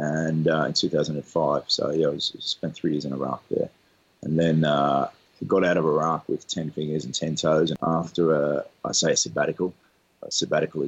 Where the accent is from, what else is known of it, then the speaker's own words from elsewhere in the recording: Australia; moved away as an adult; I grew up in Australia